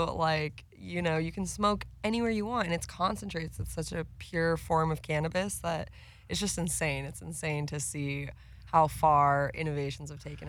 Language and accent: English; Oceanside, California, United States; also born or lived in San Diego; Born and raised in SoCal. I'm from San Diego. Shouts out. I actually was born downtown San Diego, raised in Oceanside.